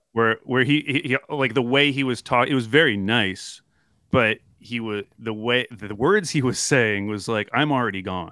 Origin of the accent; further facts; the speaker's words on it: Oklahoma, United States; my family growing up in Oklahoma